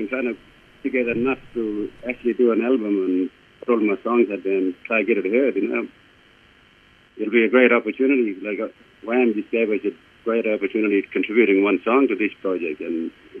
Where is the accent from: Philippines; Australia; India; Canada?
Australia; Kununurra and Yiyili, Western Australia; I live out at uni and work at uni, and I'm all part of the Kununurra and Yiyili mob from up this area.